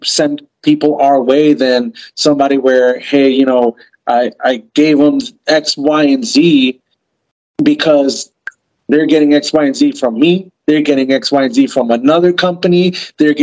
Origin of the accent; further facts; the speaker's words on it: East Coast, United States; moved away; also born or lived in New York / New Jersey / Pennsylvania; I'm from the East Coast originally, and I've lived in my car through New York and New Jersey and Pennsylvania winters